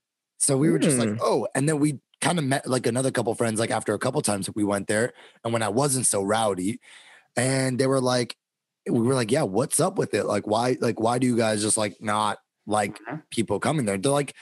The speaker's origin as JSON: {"language": "English", "town": "Mississauga", "region": "Ontario", "country": "Canada", "tie": "born or raised there", "also_born_or_lived": "Etobicoke, Toronto", "said": "I grew up in Etobicoke, but that was like young, so I didn't really like get it, like a sense of the people. But then we moved to Mississauga, but in the area that we moved in Mississauga, it's like called Streetsville."}